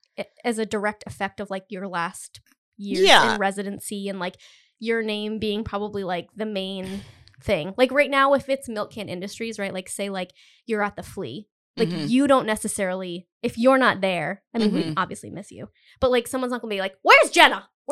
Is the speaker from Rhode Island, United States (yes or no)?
yes; Rhode Island, United States; I've lived in Rhode Island my entire life. 90% of my like wardrobe also says that I'm from Rhode Island. No one needs to know that I'm from Rhode Island.